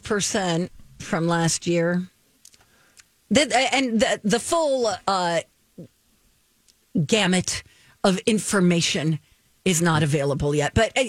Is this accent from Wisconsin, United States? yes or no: no; New York area, United States; moved away; I grew up in the New York area.